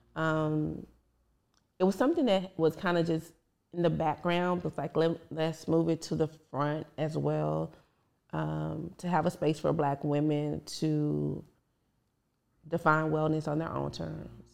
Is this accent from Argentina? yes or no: no; Dallas, Texas, United States; I'm from South Oak Cliff, Dallas, Texas